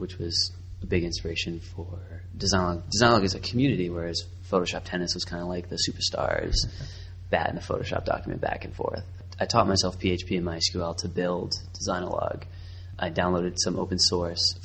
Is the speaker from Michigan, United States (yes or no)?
no; Boston, Massachusetts, United States; also born or lived in Savannah, Georgia; now in Baltimore, United States; Currently, I live in Baltimore, Maryland. I'm originally from Boston